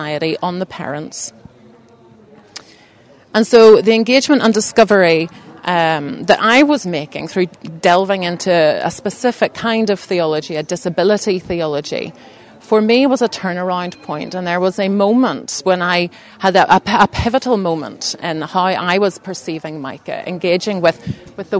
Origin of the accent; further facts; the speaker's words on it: Belfast, Northern Ireland, United Kingdom; moved away as an adult; also born or lived in Bangladesh; I grew up in East Belfast, still live in East Belfast, but had a bit of a dip out